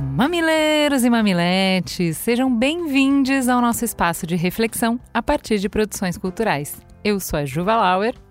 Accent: Brazil; enquanto brasileiro

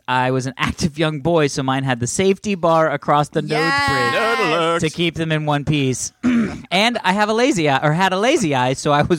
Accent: Iowa, United States; accent: northern Minnesota; Now, I grew up in Iowa, but my mom's family is from northern Minnesota.

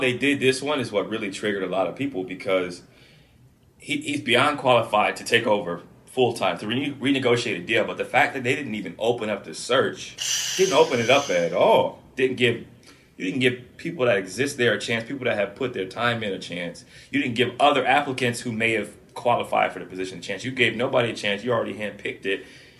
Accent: Canton, Ohio, United States; Yeah, so I grew up in Canton, Ohio, like you said before.

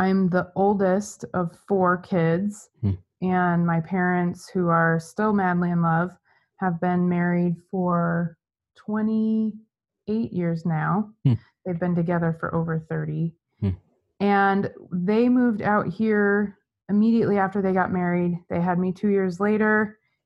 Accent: Gilbert, Arizona, United States; also born or lived in Los Angeles; I was born and raised in Gilbert, Arizona. I've spent my entire life here

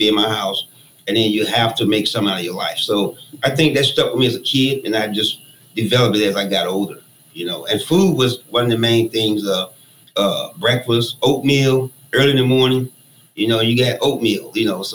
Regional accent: Birmingham, Alabama, United States; I grew up in a family of 13, man, 7 boys and 6 girls in Birmingham, Alabama

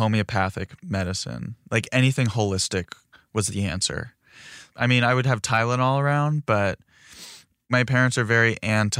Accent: Philadelphia, Pennsylvania, United States; Sometimes I'll be like, oh, I'm from Philadelphia

